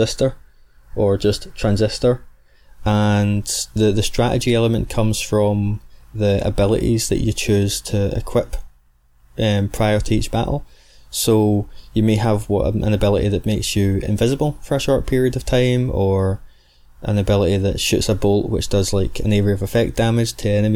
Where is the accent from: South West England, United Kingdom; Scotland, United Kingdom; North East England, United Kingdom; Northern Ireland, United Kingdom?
Scotland, United Kingdom; accent: Scottish; the soft dulcet tones of my rich Scottish accent